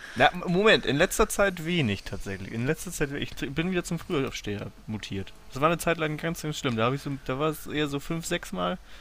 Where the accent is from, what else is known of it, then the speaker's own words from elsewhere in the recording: Hamburg, Germany; now in Lübeck, Germany; dass ich aus der Nähe von Hamburg komme. Also ich komme ja nicht ursprünglich aus Lübeck